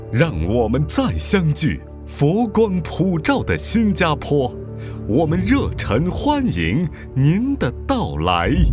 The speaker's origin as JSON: {"language": "Chinese", "country": "China", "said": "我们中国人"}